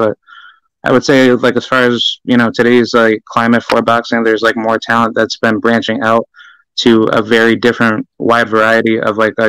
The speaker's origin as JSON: {"language": "English", "town": "Albany", "region": "New York", "country": "United States", "said": "I'm from Albany, New York"}